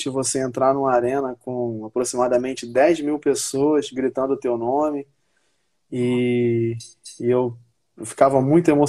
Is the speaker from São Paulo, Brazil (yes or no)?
no; Paraíba, Brazil; also born or lived in Complexo do Alemão, Rio de Janeiro; Então, eu vim do complexo do alemão, é, depois que eu vim da Paraíba, eu morei alguns anos no Complexo do Alemão e eu vi essa realidade, né?